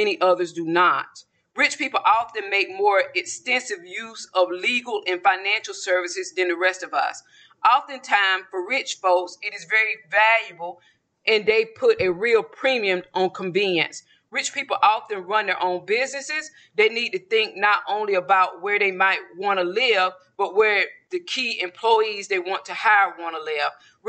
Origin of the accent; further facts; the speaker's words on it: the South, United States; Mine also, when I'm from the South, but my accent is prevalent whoever I'm speaking with, especially when I get excited or emotional. You can tell that I'm from the South.